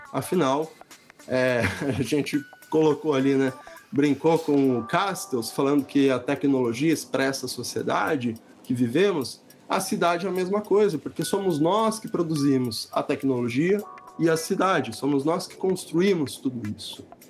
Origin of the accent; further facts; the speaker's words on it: Santos, São Paulo, Brazil; moved away; em Santos, que é onde eu nasci, onde eu estou morando agora, porque eu voltei para cá durante a pandemia